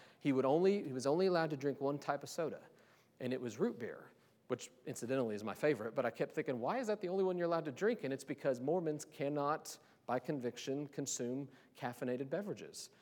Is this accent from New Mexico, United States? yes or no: no; Kansas City, Missouri, United States; moved away; I'm from Kansas City many years ago